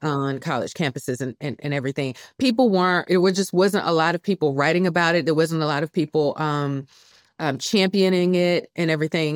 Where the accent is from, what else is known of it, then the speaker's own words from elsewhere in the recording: Columbia, South Carolina, United States; moved away as an adult; here in, in Columbia, South Carolina, where I work at the University of South Carolina, this is my hometown.